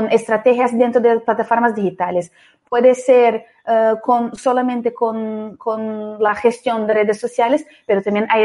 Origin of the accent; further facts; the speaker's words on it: Brazil; Spanish is a second language; ya adelanto que soy brasileña, entonces algún poco mi acento es un poco distinto.